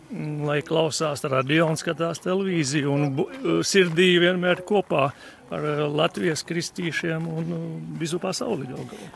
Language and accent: Latvian; Līvāni, Līvāni Municipality, Latvia; Es tieši nāku no Līvāniem